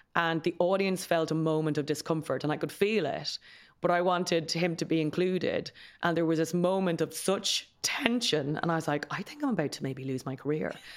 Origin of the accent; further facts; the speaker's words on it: Kildare, County Kildare, Ireland; We grew up in Kildare town